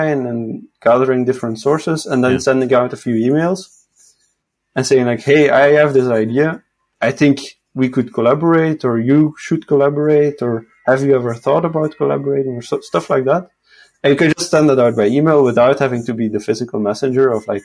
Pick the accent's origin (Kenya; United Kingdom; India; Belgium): Belgium; Sint-Truiden, Flanders; also born or lived in Hasselt / Leuven; now in Portugal; I was born in Hasselt, and then I spent my first few years as a toddler in Leuven, in the university city, and then we moved to Sint-Truiden, which is more east, 10 minutes from the Wallonian border